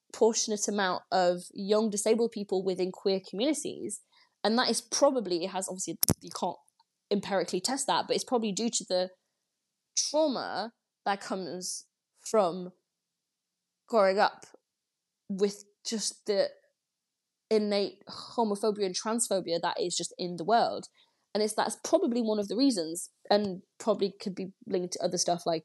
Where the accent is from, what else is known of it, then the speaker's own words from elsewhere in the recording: France; moved away; I grew up in France